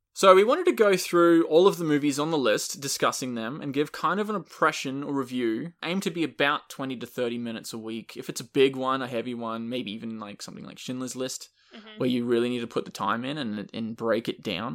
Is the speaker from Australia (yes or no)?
yes; Australia; I'm Australian